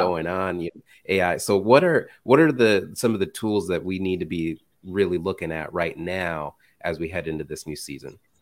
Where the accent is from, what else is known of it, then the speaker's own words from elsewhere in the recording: Indiana, United States; I'm from Indiana